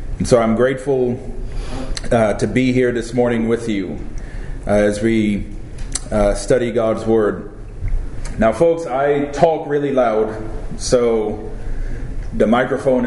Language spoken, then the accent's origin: English; Trinidad & Tobago; also born or lived in California; now in Florida, United States; I was born in Trinidad. That's where I was baptized.